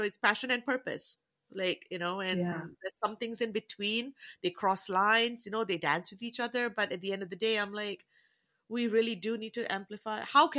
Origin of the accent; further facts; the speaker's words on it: Canada; also born or lived in New Zealand; And I'm Southeast Asian, but I look Indian, mm-hmm. so I'm Canadian, but I'm also a Kiwi.